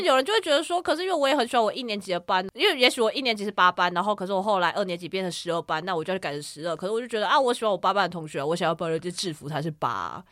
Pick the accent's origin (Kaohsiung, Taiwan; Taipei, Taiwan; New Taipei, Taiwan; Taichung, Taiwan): Kaohsiung, Taiwan; 我是来自高雄的前镇高中